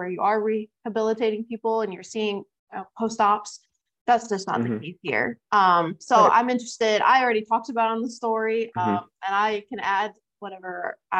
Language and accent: English; New York, United States; moved away as an adult; also born or lived in Fremont, California; I'm from New York